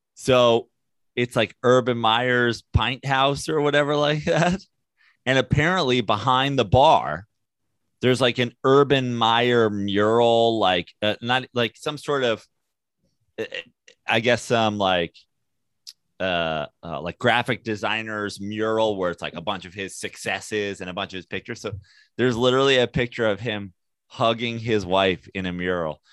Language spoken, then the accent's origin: English; New York, United States; as a New Yorker